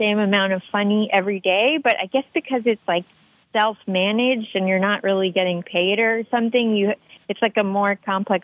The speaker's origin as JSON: {"language": "English", "area": "D.C.", "region": "Northern Virginia", "country": "United States", "tie": "born or raised there", "said": "I grew up outside Washington, D.C. in, like, Northern Virginia"}